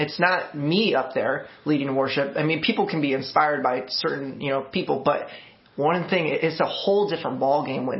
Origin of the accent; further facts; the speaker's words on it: Montgomery, Illinois, United States; now in Peoria, United States; I grew up in a small town to me, town of Montgomery. And so it's about like 19,000 people